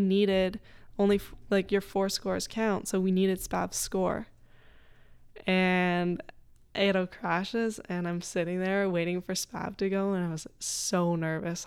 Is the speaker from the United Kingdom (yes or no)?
no; North Bay, Ontario, Canada; now in Lafayette, United States; there's a lot of companies in North Bay too that have helped me, in my hometown